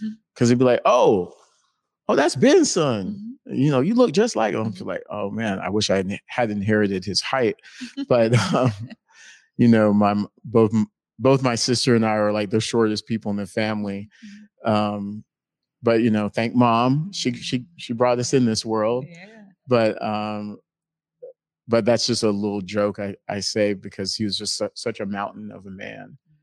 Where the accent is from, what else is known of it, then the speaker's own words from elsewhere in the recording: North Carolina, United States; moved away as an adult; also born or lived in Helsinki, Finland; I'm originally from North Carolina